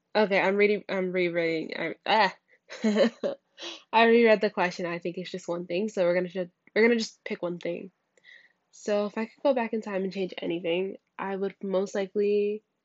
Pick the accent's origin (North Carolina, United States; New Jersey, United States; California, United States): New Jersey, United States; near Newark; moved away; back when I was in my hometown, uh, that was close to Newark